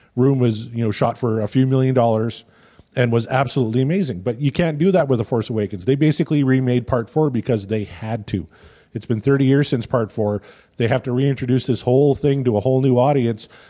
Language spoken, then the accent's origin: English; Canada; as a Canadian because I've been living in Canada for forty-one years now.